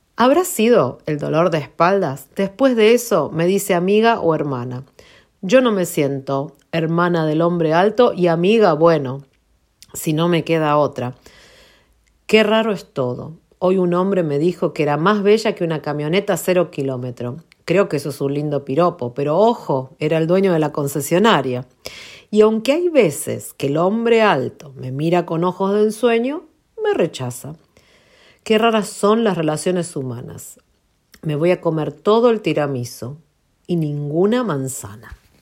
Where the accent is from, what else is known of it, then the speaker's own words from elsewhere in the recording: Argentina; also born or lived in United States; Yo soy argentina americana